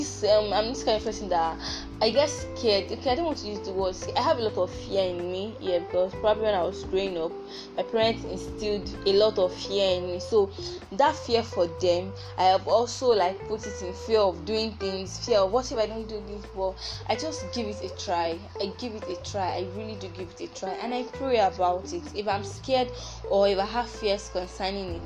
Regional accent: Abia, Nigeria; I'm from the Igbo tribe. I'm from Abia State, to be precise.

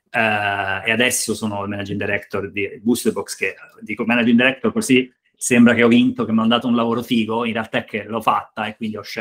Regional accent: Pietrasanta, Tuscany, Italy; vicino provincia di Lucca, vicino Forte dei Marmi, insomma, nel nord della Toscana.

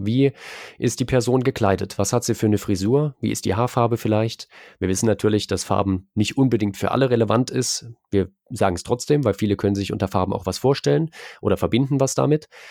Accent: Erfurt, Thuringia, Germany; moved away as an adult; now in Leipzig, Germany; Ich bin eigentlich in Erfurt geboren, bin dann fürs Studium nach Leipzig gegangen.

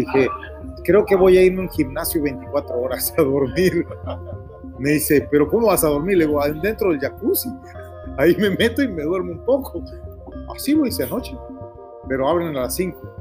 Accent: Mexico; also born or lived in Stamford, Connecticut, United States; now in Spain; yo también crecí en México, también me siento mexicano, aunque yo nací en Stanford, Connecticut, yo nací en Estados Unidos, yo crecí en México

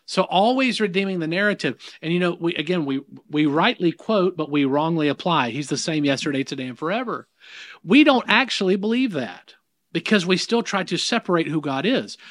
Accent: the South, United States; accent: southern; in the South, if you can't pick that up in my accent, I, I don't think I've got much of an accent

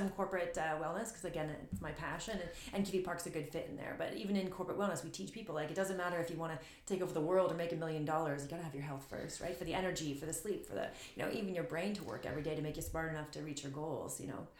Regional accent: Sarnia, Ontario, Canada; now in Sudbury, Canada; I'm from Sarnia, Ontario, so I'm not from Sudbury.

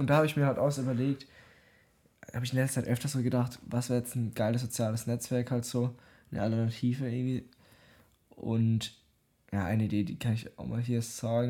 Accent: Germany; ich bin aus Deutschland

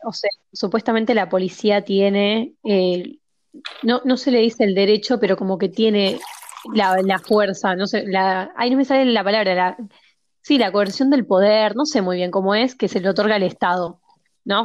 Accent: Argentina

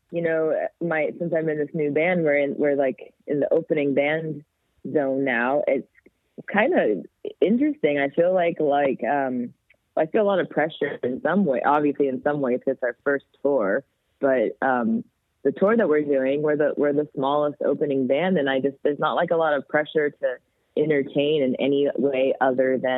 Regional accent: Canada; "Hi, we're …. We're from Canada,"

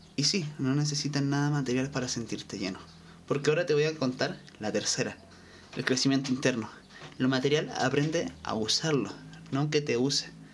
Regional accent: Chile; Yo soy de Chile

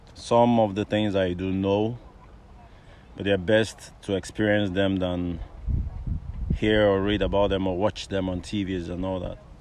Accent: Lagos, Nigeria; moved away as an adult; also born or lived in Abuja, Nigeria / Obafemi Awolowo University, Nigeria; now in Ireland; I was born bred up in Lagos

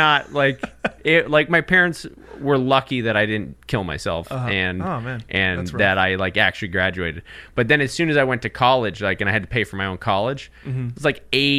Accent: California, United States; So I'm from actually Southern California, but I lived in Northern California a little bit.

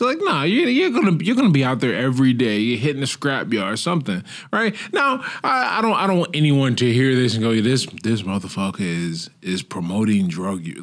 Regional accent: United States; now in Portugal

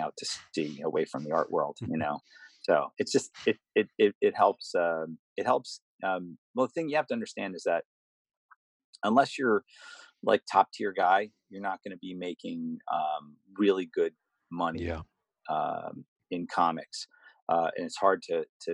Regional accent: United States; I'm from America

